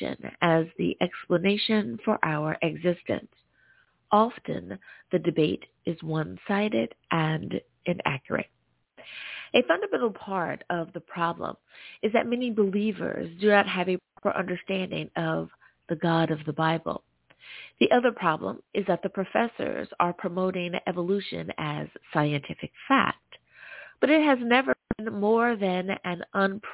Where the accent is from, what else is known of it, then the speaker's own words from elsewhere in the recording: United States; my home country, the good old U.S. of A.